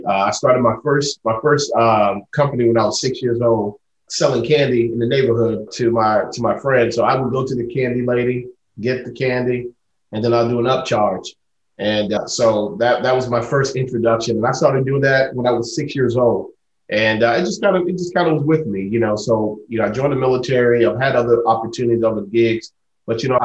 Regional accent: Spring Lake, North Carolina, United States; I grew up, you know, in a small town in North Carolina

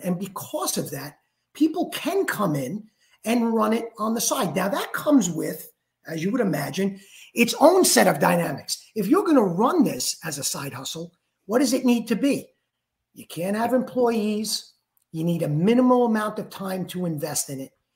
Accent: New York, United States; now in Florida, United States; I am from New York

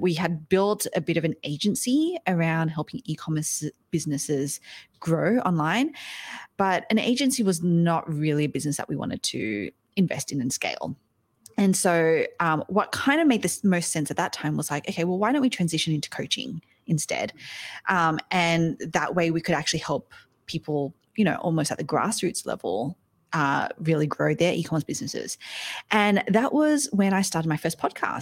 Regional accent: Australia; now in New York City, United States; I am Aussie. I'm Australian, um, but I live over in the States now. I'm here in New York City.

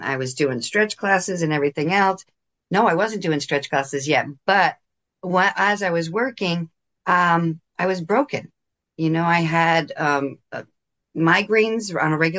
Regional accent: New Jersey, United States; I'm born and raised in New Jersey, 20 minutes outside of New York City

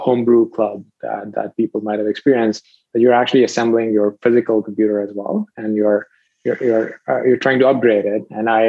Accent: Rawalpindi, Punjab, Pakistan; moved away; I was a teenager. I was living in Pakistan, a pretty sleepy town even within Pakistan. It's called Rawalpindi.

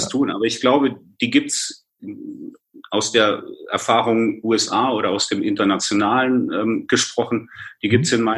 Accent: Bavaria, Germany; born there; Ich bin in der Nähe von München geboren und da ist es eben wichtig, was in Bayern passiert.

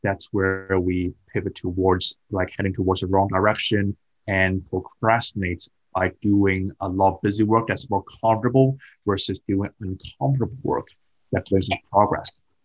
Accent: Hong Kong; moved away as an adult; also born or lived in United Kingdom; I moved from Hong Kong to UK as a foreign student when I was mm-hmm. 18 years old.

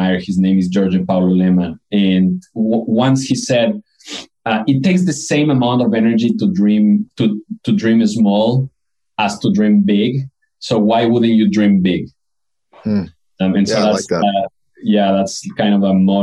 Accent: Quito, Pichincha, Ecuador; moved away as an adult; also born or lived in Colombia / Boston, United States; now in Brooklyn, United States; I was born and raised in Quito, Ecuador

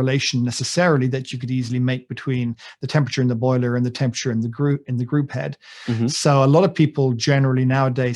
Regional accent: United Kingdom

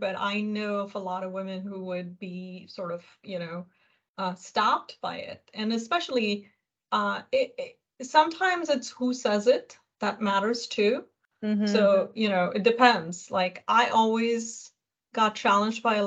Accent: India; I'm Indian

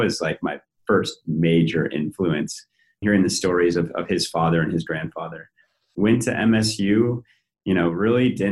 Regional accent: Billings, Montana, United States; also born or lived in North Dakota / Bozeman, Montana; I grew up in Montana, specifically born in North Dakota. Family quickly moved to Billings, Montana, largest city in the state

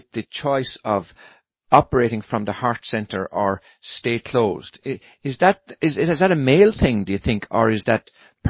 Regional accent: Ireland; now in United States; coming from across the little pond in Ireland, that it's quite normal for everybody on the street, total strangers, to say hello to each other. It's just the way we're brought up

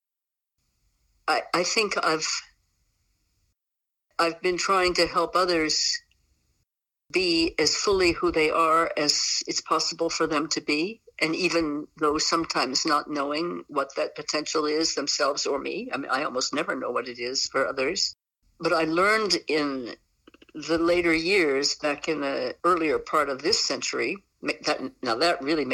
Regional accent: West Virginia, United States; moved away; also born or lived in New England / Southwest US; I am an 80-year-old American woman, originally from West Virginia. So I come from the Appalachian Range

